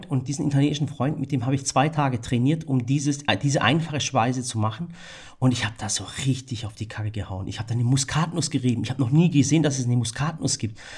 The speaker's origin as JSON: {"language": "German", "region": "Baden-Württemberg", "country": "Germany", "tie": "born or raised there", "said": "ich bin, da ich im Schwabenland aufgewachsen bin, kannte ich die Tradition nicht. Mein Türkisch auch richtig miserabel."}